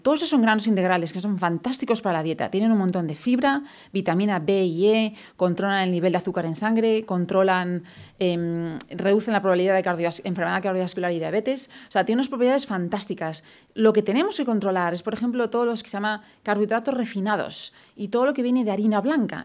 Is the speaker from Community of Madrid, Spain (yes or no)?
yes; Madrid, Community of Madrid, Spain; moved away as an adult; also born or lived in London / New York; now in Houston, United States; yo soy de Madrid, yo crecí toda mi vida en Madrid hasta el 99 que me fui a vivir a Londres.